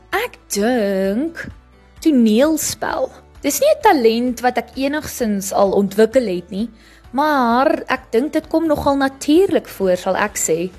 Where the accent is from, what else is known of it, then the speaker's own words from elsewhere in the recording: Phalaborwa, Limpopo, South Africa; moved away as an adult; now in Nelspruit, South Africa; Ek het groot geword in Palaborwa. Dis 'n klein dorpie in Limpopo.